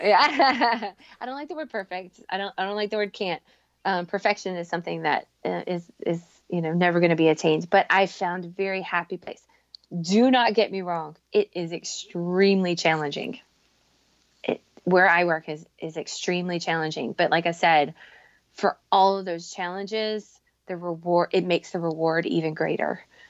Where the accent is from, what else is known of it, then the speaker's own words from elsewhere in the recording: North Carolina, United States; moved away; I grew up in North Carolina